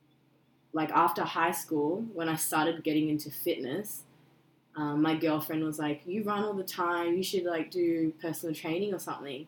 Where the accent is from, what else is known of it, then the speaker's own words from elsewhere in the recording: Australia; I was born in Australia, but my background is Korean